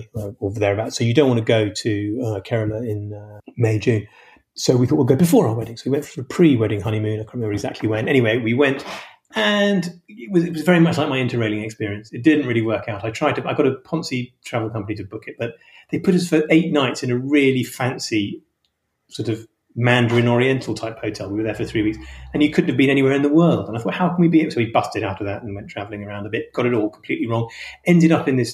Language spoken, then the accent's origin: English; London, United Kingdom; I'm a Londoner